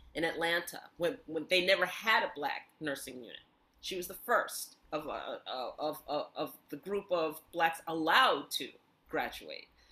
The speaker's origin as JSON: {"language": "English", "town": "New York City", "region": "New York", "country": "United States", "tie": "born or raised there", "said": "I grew up in New York City, and so there I am in Bayside"}